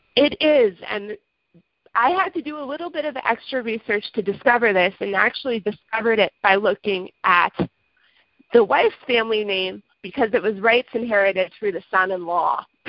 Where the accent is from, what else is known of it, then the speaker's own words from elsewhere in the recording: United States; forgive my accenting, as I said in past, I'm American